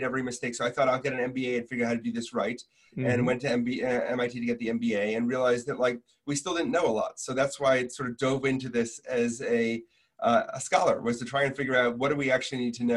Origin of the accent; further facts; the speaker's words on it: Milwaukee, Wisconsin, United States; I grew up in Milwaukee, Wisconsin